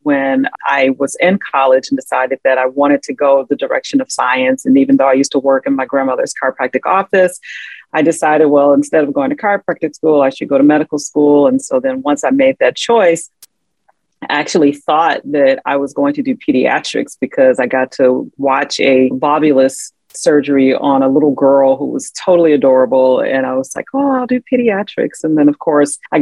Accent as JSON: {"language": "English", "area": "Chicago Southland", "region": "Illinois", "country": "United States", "tie": "born or raised there", "also_born_or_lived": "Atlanta", "said": "Well, I grew up in the Chicago Southland. It's been my home my entire life, except when I went to Atlanta to go to undergrad at Emory University. But I came right back home"}